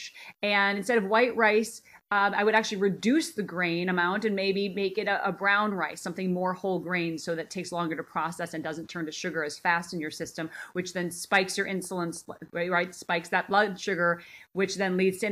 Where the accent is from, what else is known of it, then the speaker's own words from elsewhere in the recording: Minnesota, United States; moved away as an adult; now in Los Angeles, United States; I grew up in Minnesota, land of the cow